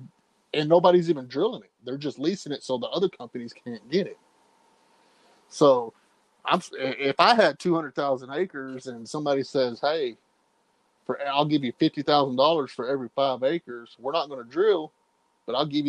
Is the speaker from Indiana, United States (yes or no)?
no; Texas, United States; as a Texan